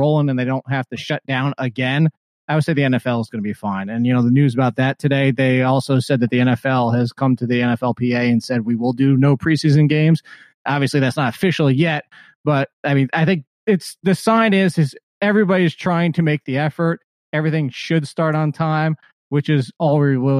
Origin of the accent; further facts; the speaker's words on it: Virginia, United States; also born or lived in North Jersey, New Jersey, United States; until I moved to Virginia at 8 years old